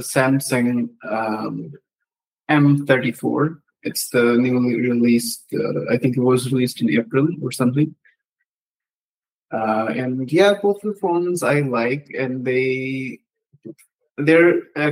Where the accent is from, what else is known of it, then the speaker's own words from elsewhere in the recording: Jammu and Kashmir, India; I'm from India